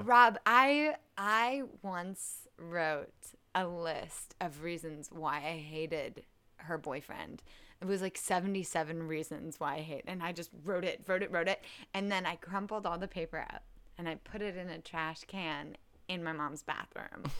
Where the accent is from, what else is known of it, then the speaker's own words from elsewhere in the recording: Kansas City, Missouri, United States; also born or lived in Charleston, West Virginia; Kansas City, Missouri